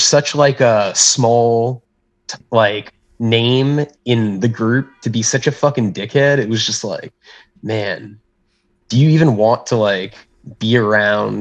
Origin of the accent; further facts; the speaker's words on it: South Florida, United States; also born or lived in Pensacola, Florida / Orlando, Florida; I'm from South Florida originally, and I lived in Pensacola and then Orlando.